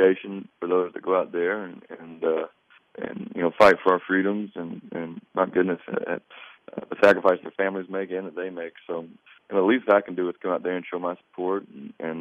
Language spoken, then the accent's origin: English; North Carolina, United States; I'm from North Carolina